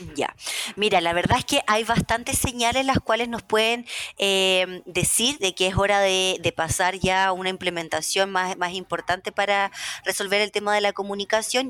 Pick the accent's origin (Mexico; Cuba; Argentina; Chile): Chile; moved away as an adult; also born or lived in Russia; yo me fui de Chile a vivir a Rusia. En ese entonces yo tenía 19 años